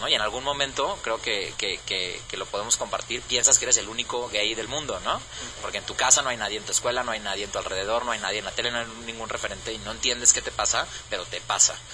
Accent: Jalisco, Mexico; que somos eh, de Jalisco, que vivimos en Jalisco, que siempre hemos estado aquí, que siempre estaremos aquí

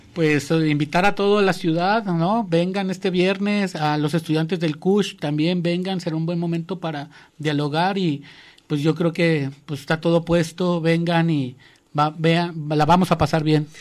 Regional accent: Mexico; como mexicanos

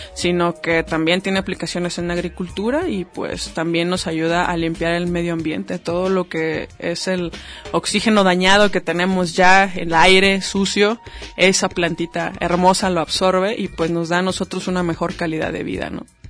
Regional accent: Mexico; nuestra cultura como mexicanos

